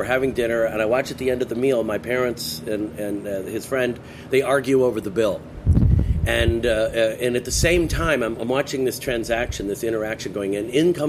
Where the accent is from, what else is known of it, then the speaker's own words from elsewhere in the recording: Westchester County, New York, United States; now in California, United States; I grew up on the East Coast. Ironically, Miles and I have a very similar background. We both grew up in Westchester County.